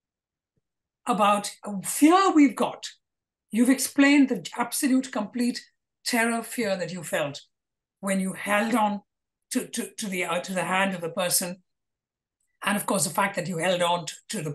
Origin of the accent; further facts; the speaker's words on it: Kolkata, West Bengal, India; I grew up in Calcutta